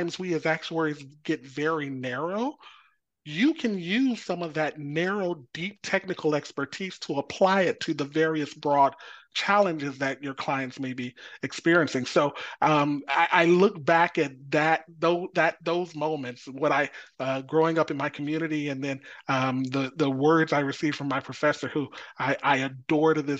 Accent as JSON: {"language": "English", "region": "Texas", "country": "United States", "tie": "born or raised there", "moved": "yes", "said": "I grew up in Texas"}